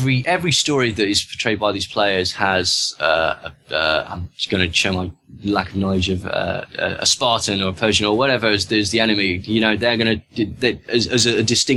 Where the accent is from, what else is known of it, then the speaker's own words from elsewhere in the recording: United Kingdom; accent: British; my British accent